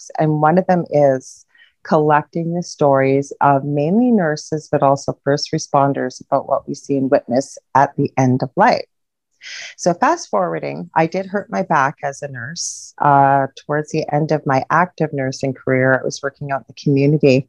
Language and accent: English; Canada; I'm a Canadian